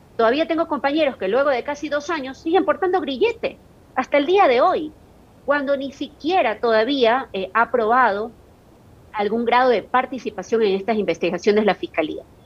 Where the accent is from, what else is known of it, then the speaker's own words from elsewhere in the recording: Guayaquil, Guayas, Ecuador; yo se lo digo como guayaquileña